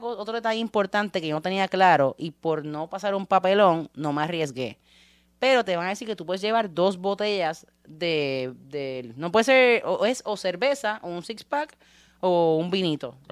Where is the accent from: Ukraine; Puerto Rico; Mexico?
Puerto Rico; somos puertorriqueños y tenemos playa